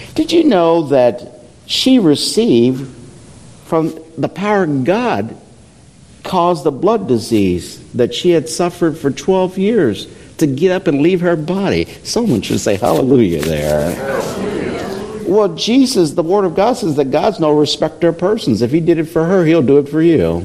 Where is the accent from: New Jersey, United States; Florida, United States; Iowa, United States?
Iowa, United States; I'm from Iowa